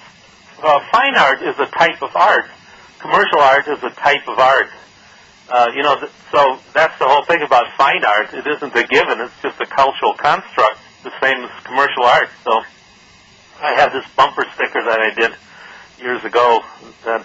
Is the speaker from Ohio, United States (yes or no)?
no; Detroit, Michigan, United States; I came from Detroit, and my father was an auto worker, and my parents were European immigrants.